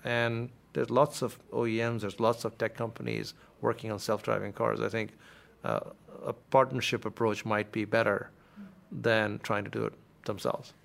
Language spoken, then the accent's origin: English; India; moved away as an adult; now in United States; I grew up in a lower middle class family in India, and uh, my father worked uh, for the Indian Air Force, like you mentioned, and we moved every few years from city to city